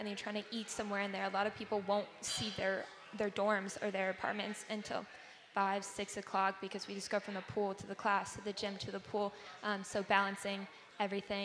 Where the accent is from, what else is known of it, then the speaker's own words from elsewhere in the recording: Wilmington, North Carolina, United States; I'm from Wilmington. I'm from the beach.